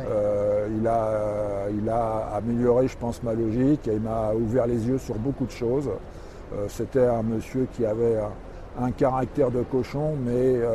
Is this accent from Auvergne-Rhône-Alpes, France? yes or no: no; Paris, Île-de-France, France; moved away as an adult; also born or lived in Trévoux; je suis parisien d'origine.